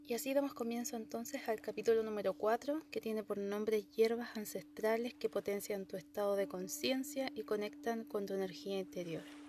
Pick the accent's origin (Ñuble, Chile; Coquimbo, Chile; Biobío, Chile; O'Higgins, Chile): Biobío, Chile; Concepción; Yo soy de Concepción